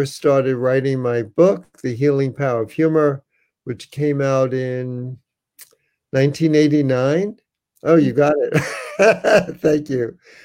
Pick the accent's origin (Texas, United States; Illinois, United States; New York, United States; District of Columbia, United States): New York, United States; New York City; moved away as an adult; also born or lived in San Francisco; I was from New York City